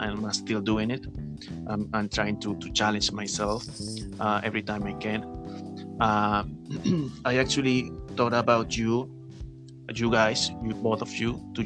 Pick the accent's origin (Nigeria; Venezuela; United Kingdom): Venezuela; English is a second language; moved away as an adult; now in Peru; I'm from Venezuela, actually. I'm living in Peru since almost a couple of years now.